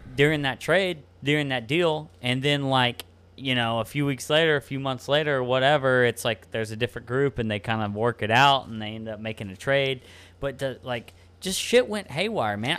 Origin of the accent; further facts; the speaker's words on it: Mason, Texas, United States; also born or lived in Galveston, Texas; I, I grew, grew up in, in, in the middle of Texas